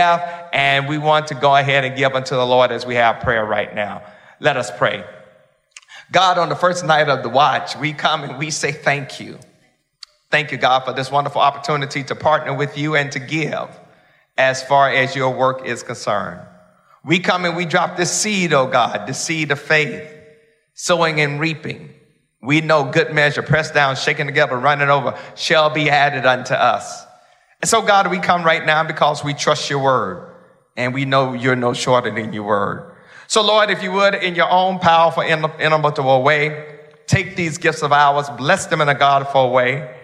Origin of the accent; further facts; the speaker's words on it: Mississippi, United States; I'm from Mississippi, I know a little bit about farming